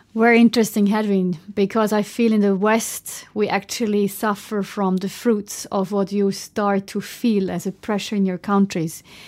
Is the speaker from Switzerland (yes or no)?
yes; German-speaking Switzerland, Switzerland; I'm from Switzerland. So I'm coming from the German part of Switzerland